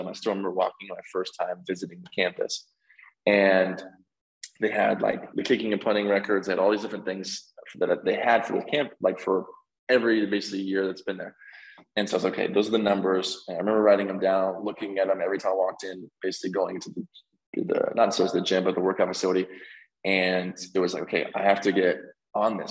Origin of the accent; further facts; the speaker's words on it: Collin County area, Texas, United States; went to a community college, Collin College, which was basically back in my hometown